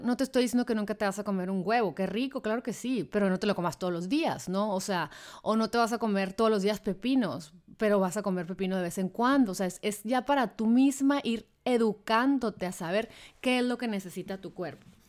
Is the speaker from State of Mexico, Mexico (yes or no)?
no; Hermosillo, Sonora, Mexico; moved away; Si yo viviera en Hermosillo, por ejemplo, de donde soy